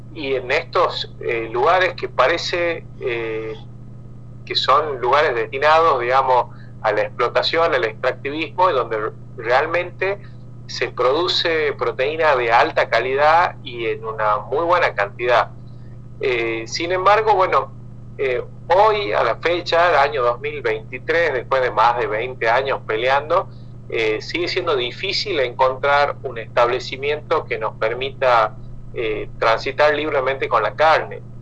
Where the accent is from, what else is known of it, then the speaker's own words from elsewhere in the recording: San Miguel de Tucumán, Tucumán, Argentina; also born or lived in Jujuy; yo nací acá en Tucumán